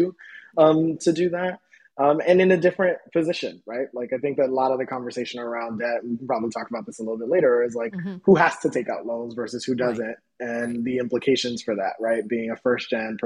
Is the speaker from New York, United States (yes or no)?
yes; New York City, New York, United States; I grew up in the South Bronx